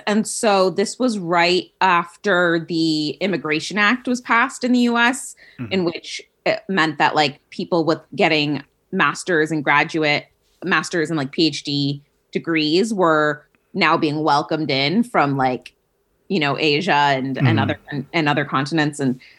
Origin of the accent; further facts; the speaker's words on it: Vienna, Austria; So it was an odd experience in that we went to the American International School. So we very much lived in a bubble because we went to an American school.